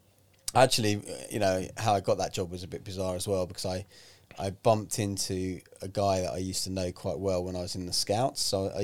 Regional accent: London, United Kingdom; also born or lived in Manchester; born and raised in London.

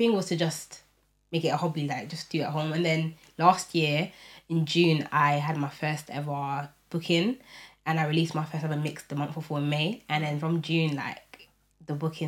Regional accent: London, United Kingdom; I'm from East London.

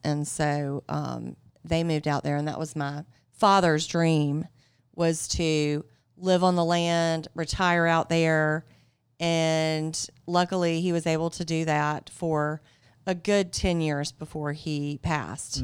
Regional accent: Greenville, South Carolina, United States; I grew up in Greenville, so I actually, I didn't grow up out, out at the farm.

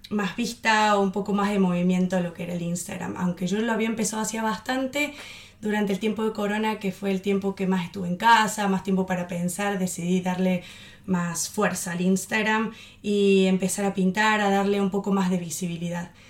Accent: Germany; born there; Como habías contado, yo nací en Alemania y quería vivir la cultura y la experiencia de estar en Alemania.

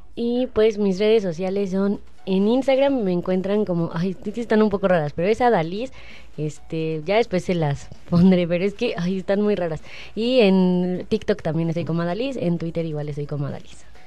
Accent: Mexico; como mexicanos

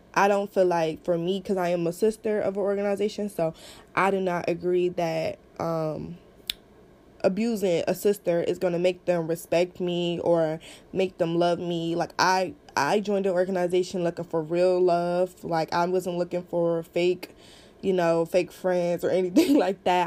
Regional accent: Cleveland, Ohio, United States; I am from Cleveland, Ohio.

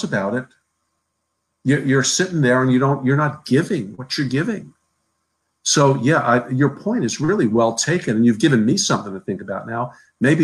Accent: New Jersey, United States; I'm from New Jersey

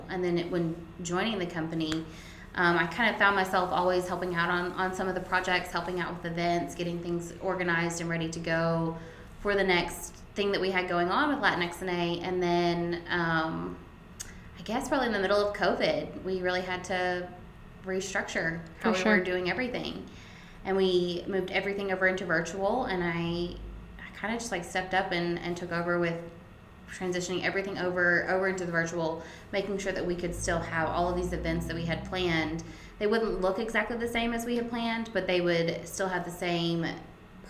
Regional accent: Cabot, Arkansas, United States; I am originally from Cabot, Arkansas. Moved up to Northwest Arkansas to go to school at the university and never left.

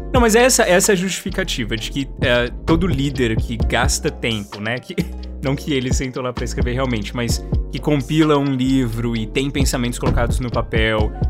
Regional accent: Brazil

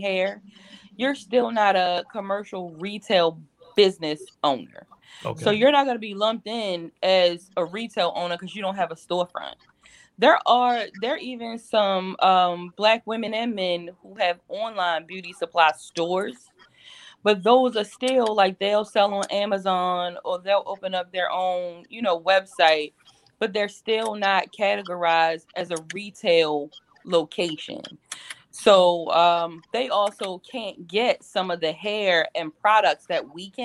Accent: Baltimore, Maryland, United States; I'm from Baltimore City. You know that, Mike, from Sandtown, Winchester

